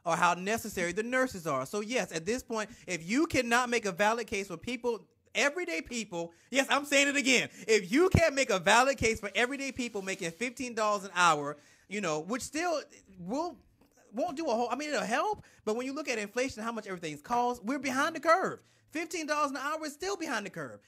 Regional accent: South Carolina, United States; I'm from South Carolina

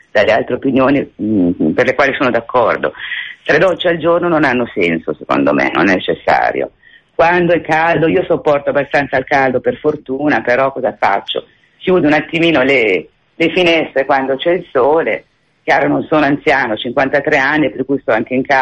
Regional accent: Sondrio, Lombardy, Italy; io sono di Sondrio, Valtellina

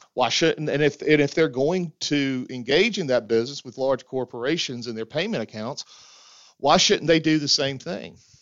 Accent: the South, United States; as a Southerner

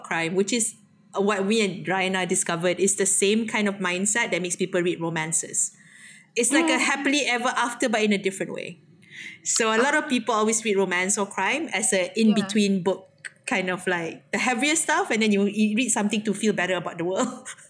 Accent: Malaysia; as a Malaysian writer, it's very hard not to be influenced by Western, especially if you're English-speaking, English writer, right?

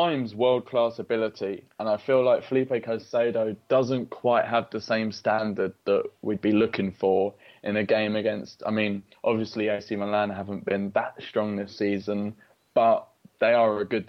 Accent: London, United Kingdom; I was born in London and I supported Arsenal from an early age

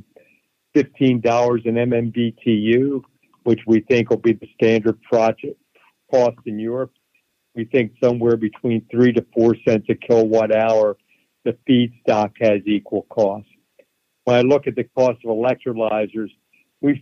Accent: Philadelphia, Pennsylvania, United States; I grew up in Philadelphia

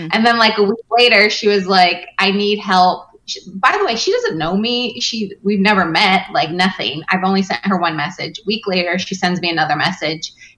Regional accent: Northern California, United States; also born or lived in Long Beach, California; I'm from Northern California

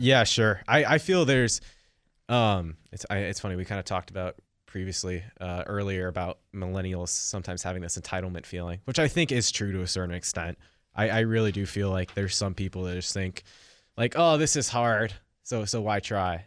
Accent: Silicon Valley, California, United States; I grew up in Silicon Valley

